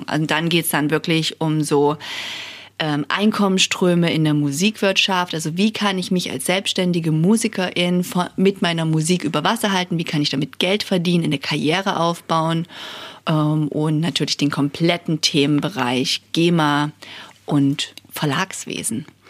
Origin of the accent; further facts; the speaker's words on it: Saxony, Germany; also born or lived in Görlitz / Chemnitz / United States / Prague; now in Dresden, Germany; Ich bin gebürtige Sächsin und muss zugeben, ähm, nach dem Abi wollte ich immer nie nach Dresden. Das war irgendwie viel zu nah dran, weil ich aus dem Umland komme